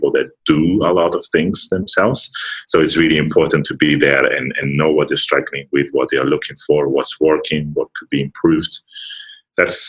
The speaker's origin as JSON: {"language": "English", "town": "Milan", "region": "Lombardy", "country": "Italy", "tie": "born or raised there", "also_born_or_lived": "United Kingdom", "moved": "as an adult", "said": "I'm Italian, first of all. I was born and raised in Milan, lived there for most of my life"}